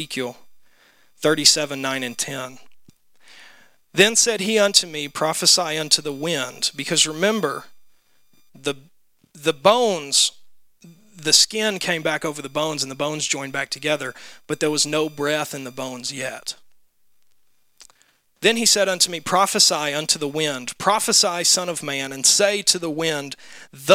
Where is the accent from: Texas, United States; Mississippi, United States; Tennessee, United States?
Tennessee, United States; Memphis; when I was growing up in Memphis